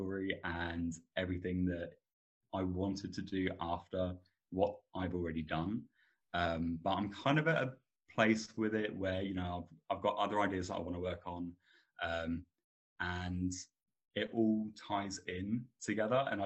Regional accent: Suffolk, East of England, United Kingdom; I am from a town in a county called Suffolk in England

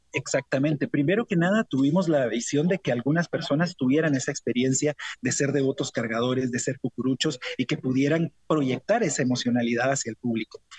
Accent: Guatemala; hay una esencia que como guatemaltecos nos identifica

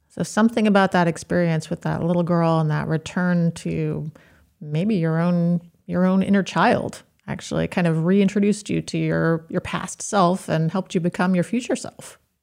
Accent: Maine, United States; I grew up in Maine. I haven't spent much time outside of the state of Maine

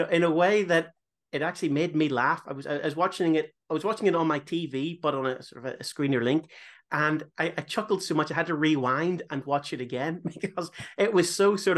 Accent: Ireland; I come from Ireland, so we don't get a lot of hot weather

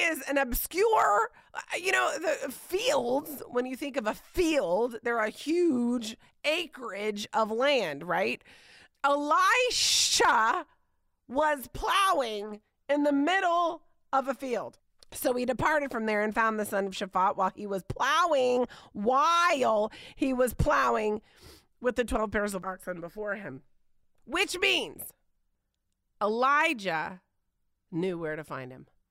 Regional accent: Indiana, United States; moved away; I grew up in Indiana

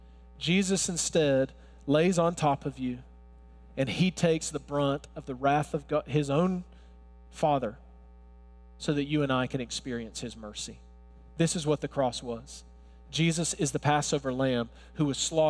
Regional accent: Alabama, United States; accent: Alabama; I was born and raised in Alabama. If you're wondering, where's that accent from? I can't, it's not Brooklyn, it's Alabama.

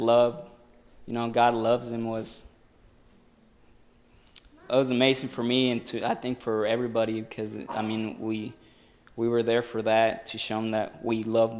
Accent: Mexico; moved away; I grew up in Mexico

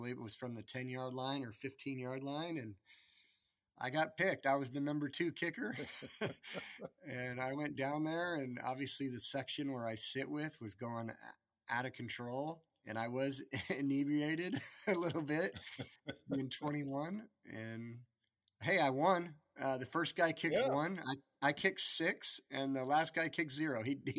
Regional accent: San Diego, California, United States; also born or lived in Florida; But I grew up in San Diego. My dad was military. I spent most of my life in San Diego or Florida or some of those other countries you referenced on the front end.

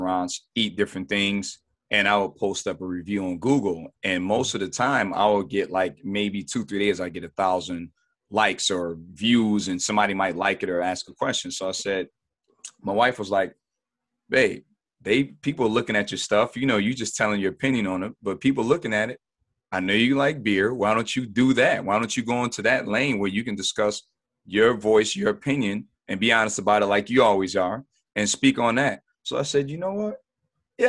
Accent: Buffalo, New York, United States; Buffalo, New York. Not born, but raised. Been here pretty much all my life

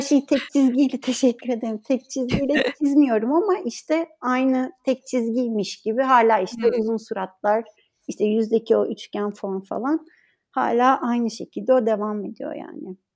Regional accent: Ankara, Turkey; moved away as an adult; also born or lived in Istanbul; now in İzmir, Turkey; ben Ankara'da okudum. Ankara doğumluyum zaten.

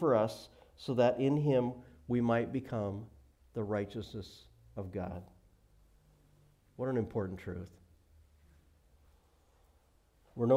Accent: Billings, Montana, United States; moved away; I grew up in Billings, Montana.

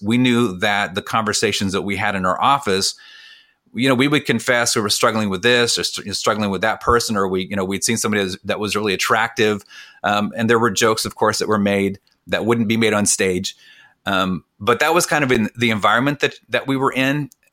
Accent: California, United States; I grew up in California, but, but, but we ate like we were from the Midwest

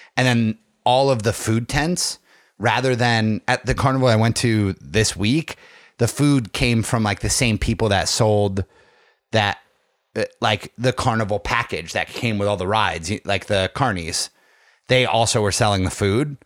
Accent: Tunkhannock, Pennsylvania, United States; The hometown carnival in Tunkhannock

